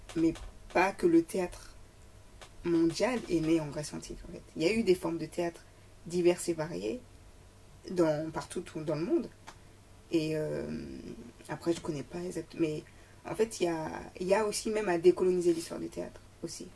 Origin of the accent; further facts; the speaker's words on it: Paris, Île-de-France, France; je suis parisienne